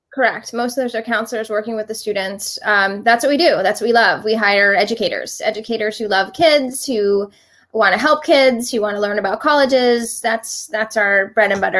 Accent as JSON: {"language": "English", "town": "Miami Beach", "region": "Florida", "country": "United States", "tie": "born or raised there", "also_born_or_lived": "Philadelphia, Pennsylvania", "moved": "as an adult", "said": "I grew up in Miami Beach. Uh, I went to Miami Beach Senior High"}